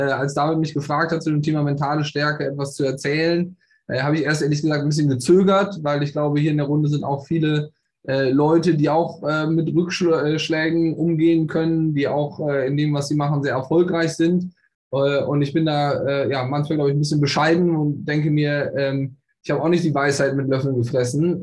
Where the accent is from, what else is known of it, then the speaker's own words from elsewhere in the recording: Bonn, North Rhine-Westphalia, Germany; gebürtig aus Bonn